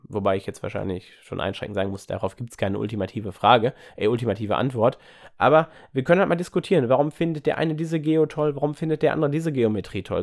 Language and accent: German; Ruhr area, North Rhine-Westphalia, Germany; komme ich auch aus der Gegend hier aus dem Ruhrgebiet